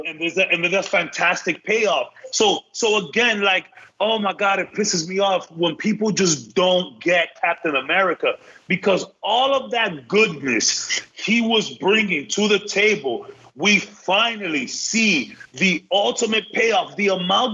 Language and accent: English; Dominican Republic; I am from the Dominican Republic